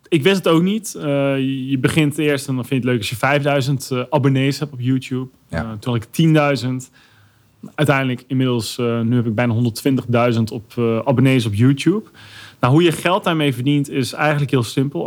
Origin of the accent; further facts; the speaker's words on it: Arnhem, Gelderland, Netherlands; Ik kom uit Arnhem